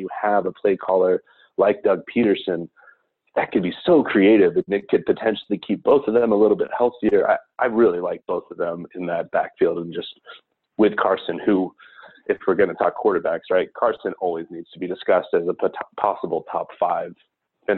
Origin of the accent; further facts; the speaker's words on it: Hemel Hempstead, East of England, United Kingdom; also born or lived in Scotland; now in United States; My entire family is from Scotland, but I was born in Hemel Hempstead and been in the US for about 30 years now